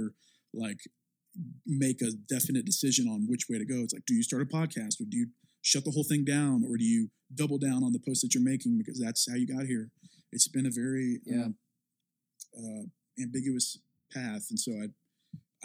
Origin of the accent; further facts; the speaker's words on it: the South, United States; I'm from the South and there's a very specific type of church and mega church culture there